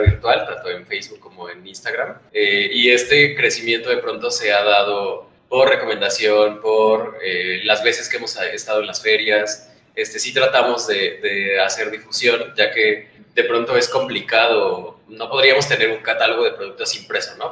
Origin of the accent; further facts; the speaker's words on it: Oaxaca, Mexico; los tres somos de Oaxaca